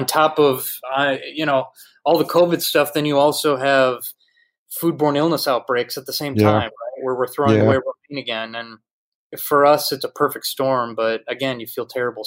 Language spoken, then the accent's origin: English; Wisconsin, United States; moved away as an adult; also born or lived in New York City; a kid from Wisconsin, where you drive 10 minutes in any direction, you're in the middle of farmland